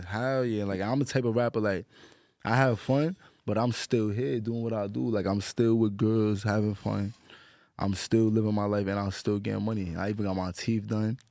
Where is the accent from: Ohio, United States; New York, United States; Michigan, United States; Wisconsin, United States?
New York, United States; New York City; I'm from the Bronx.